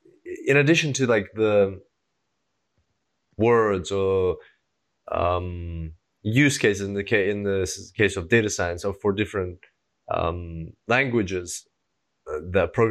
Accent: Russia; moved away; I was born in Russia and I speak Russian

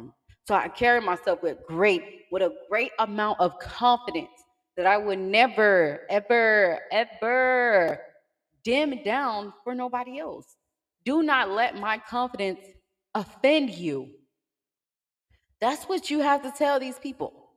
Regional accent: Miami, Florida, United States; I'm from Miami

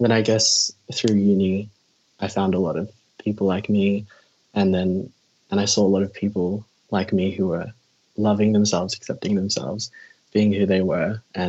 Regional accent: Philippines; even as like I'm Filipino.

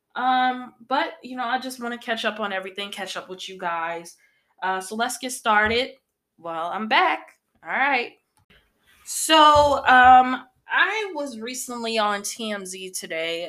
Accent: Northern Illinois, United States; here in Illinois, um, I'm from Upper Illinois, Northern Illinois

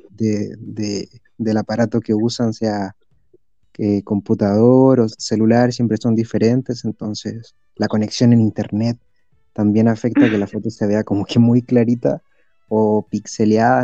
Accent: Chile; soy de Chile

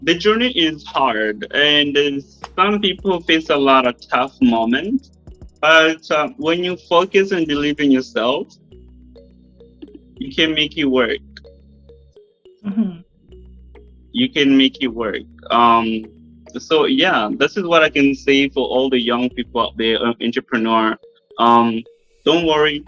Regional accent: United States; I'm American

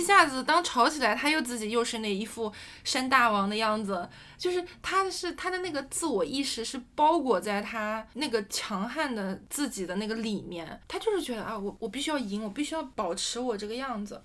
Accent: China; 我是国内长大的孩子

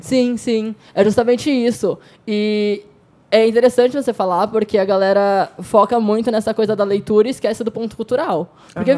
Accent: São Paulo, Brazil; now in Foz do Iguaçu, Brazil; Moro em Foz do Iguaçu agora, mas sou de São Paulo.

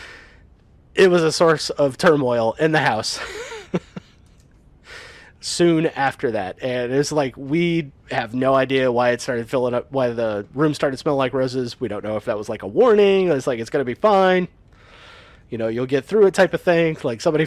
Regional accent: Nebraska, United States; moved away; also born or lived in Iowa; I was born in Nebraska, I lived a little bit in Iowa

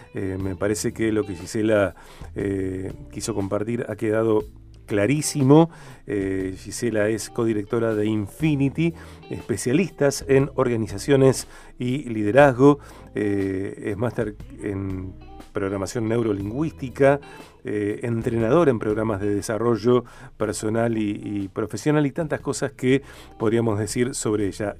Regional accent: Argentina; also born or lived in Rosario, Santa Fe

